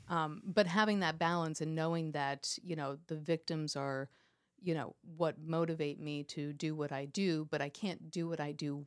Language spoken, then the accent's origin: English; New York, United States; also born or lived in Miami, Florida; now in Pennsylvania, United States; I was born and raised in in New York, uh, okay. outside of this probably about 45 minutes outside of the city